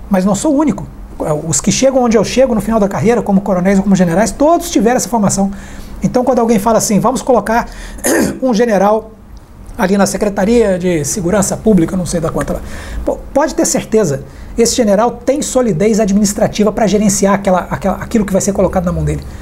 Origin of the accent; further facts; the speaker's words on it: Brazil; Eu acho que o importante é, é nós, como brasileiros, nós estarmos aí é, conscientes de que cada um tem que contribuir.